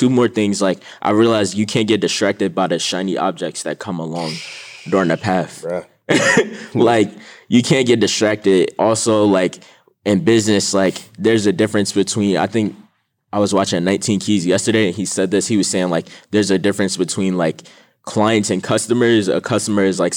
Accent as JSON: {"language": "English", "town": "Jersey City", "region": "New Jersey", "country": "United States", "said": "I'm from Jersey City, New Jersey"}